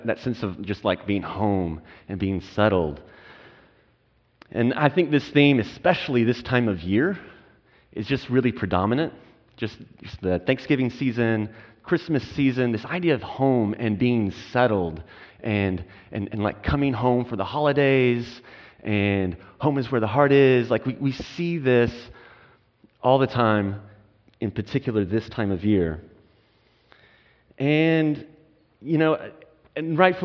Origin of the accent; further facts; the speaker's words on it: Texas, United States; moved away as an adult; also born or lived in California; now in Portland, United States; We're originally from Texas to Portland